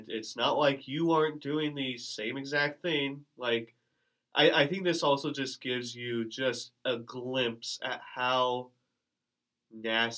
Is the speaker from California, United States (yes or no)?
no; Omaha, Nebraska, United States; I grew up in Omaha